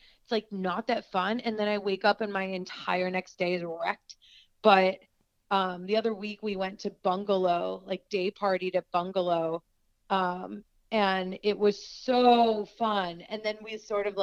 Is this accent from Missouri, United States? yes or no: no; the Main Line, Pennsylvania, United States; I grew up on the Main Line